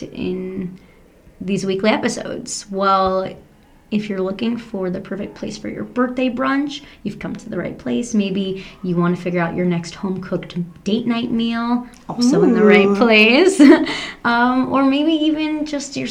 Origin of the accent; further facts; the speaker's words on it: Long Island, New York, United States; I am from Long Island, so I grew up in the suburbs